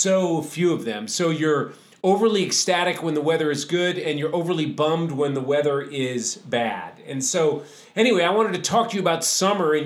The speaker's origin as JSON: {"language": "English", "region": "New England", "country": "United States", "tie": "born or raised there", "said": "I grew up in New England"}